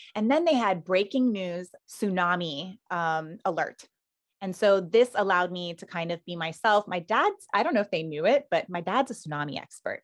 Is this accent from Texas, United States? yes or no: no; Island of Hawaii, United States; I was born and raised on the island of Hawaii. So, the Big Island, and I grew up in a small little plantation town back then